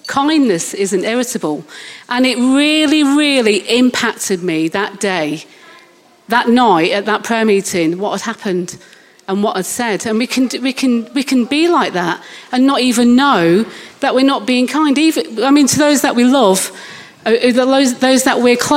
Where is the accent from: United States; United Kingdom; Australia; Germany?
United Kingdom; Manchester, North West England; moved away as an adult; now in Littlehampton, United Kingdom; I'm obviously not from Littlehampton, from Manchester.